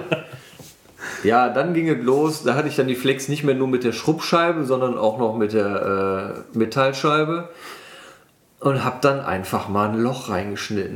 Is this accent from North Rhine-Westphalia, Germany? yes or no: yes; Wermelskirchen, North Rhine-Westphalia, Germany; ich komme aus dem Bergischen, aus Wermelskirchen.